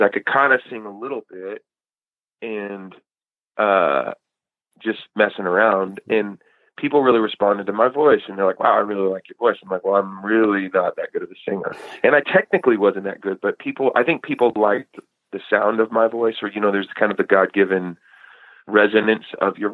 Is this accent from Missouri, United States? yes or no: no; Eugene, Oregon, United States; moved away; also born or lived in Chico, California; I grew up as kind of like a skater kid in Eugene